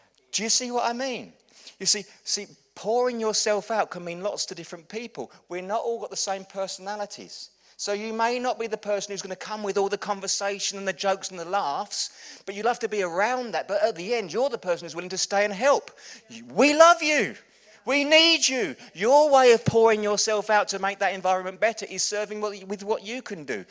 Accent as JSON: {"language": "English", "region": "England", "country": "United Kingdom", "said": "We're English"}